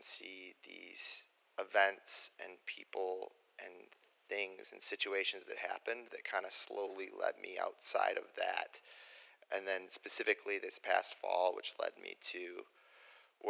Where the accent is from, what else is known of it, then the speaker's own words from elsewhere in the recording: Joliet, Illinois, United States; I grew up down in Joliet, the youngest of three kids